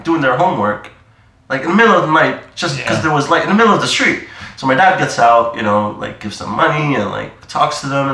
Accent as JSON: {"language": "English", "town": "Amsterdam", "region": "North Holland", "country": "Netherlands", "tie": "born or raised there", "also_born_or_lived": "New Delhi, India", "first_language": "Dutch", "second_language": "English", "moved": "as an adult", "lives_now": "London, United Kingdom", "said": "I was born and raised in Holland. Then I was about 10, 11, went to India, lived there for 5 years"}